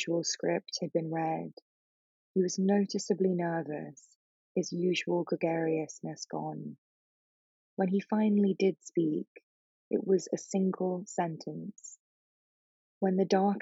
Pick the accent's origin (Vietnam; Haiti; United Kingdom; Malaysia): United Kingdom; England; also born or lived in New York; now in Los Angeles, United States; I grew up in England, which is a very non-religious country now